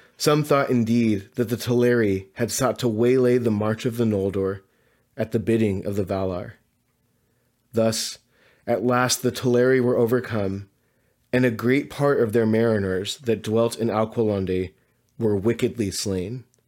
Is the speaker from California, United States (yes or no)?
yes; Southern California, United States; where I grew up in Southern California